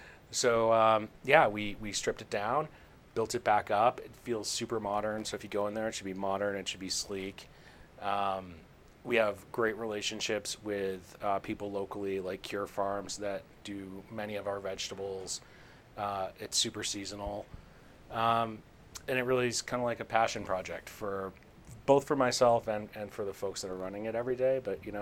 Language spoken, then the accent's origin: English; Boston, Massachusetts, United States; Like I'm from Boston.